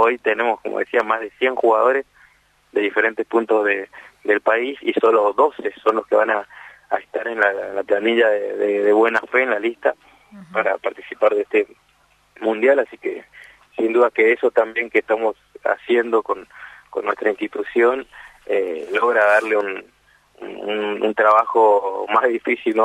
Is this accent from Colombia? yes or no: no; Corrientes, Argentina; somos acá de Corrientes